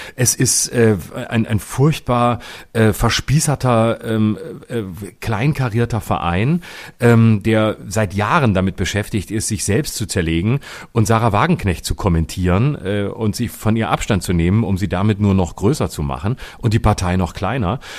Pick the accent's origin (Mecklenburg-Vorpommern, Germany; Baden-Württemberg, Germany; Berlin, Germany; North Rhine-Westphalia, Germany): Baden-Württemberg, Germany; meinem Heimatbundesland, in Baden-Baden